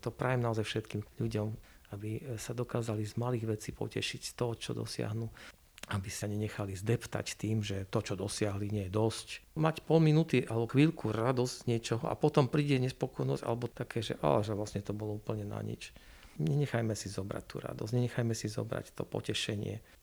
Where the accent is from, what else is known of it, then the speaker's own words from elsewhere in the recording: eastern Slovakia, Slovakia; my sme z východného Slovenska